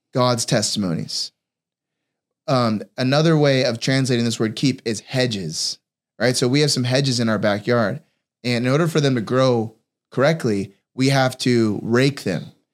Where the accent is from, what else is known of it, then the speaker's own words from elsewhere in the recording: California, United States; I grew up in California